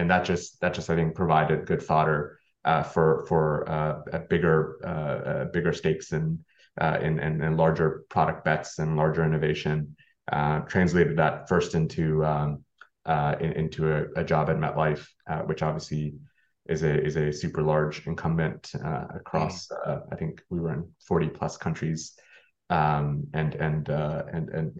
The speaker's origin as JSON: {"language": "English", "country": "Canada", "moved": "yes", "lives_now": "United States", "said": "actually being Canadian myself, in the US"}